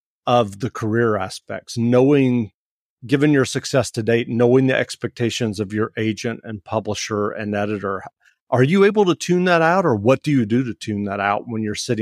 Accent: Macon, Georgia, United States; I grew up in Macon, Georgia.

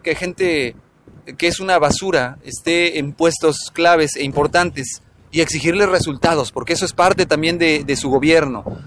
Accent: Mexico; México, del cual me siento orgulloso de pertenecer

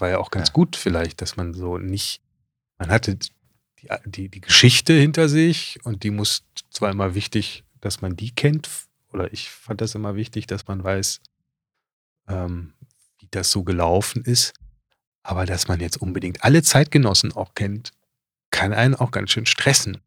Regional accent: Düsseldorf, North Rhine-Westphalia, Germany; moved away as an adult; also born or lived in Hamburg; als Düsseldorfer

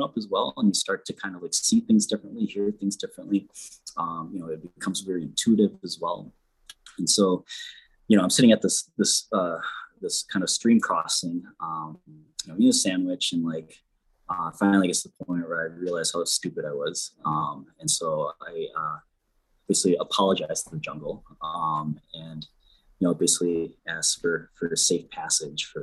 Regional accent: Millington, Michigan, United States; growing up in Millington

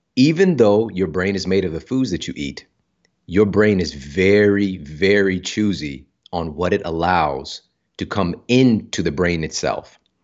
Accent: Ferguson, Missouri, United States; I'm from Ferguson, Missouri. Yeah. Like, I grew up in some tough circumstances.

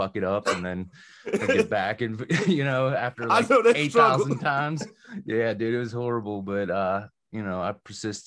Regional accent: Mount Pleasant, Pennsylvania, United States; now in Jeannette, United States; I'm in Jeanette now, but I'm originally from Mount Pleasant. Spent majority of my life

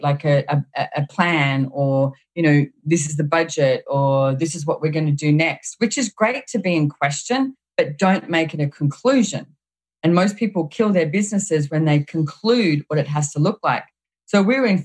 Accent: Australia; I found myself in Houston, Texas, as an Australian

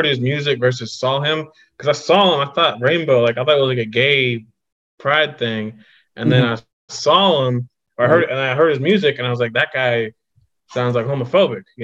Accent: Miamisburg, Ohio, United States; now in New York, United States; I'm from Miamisburg

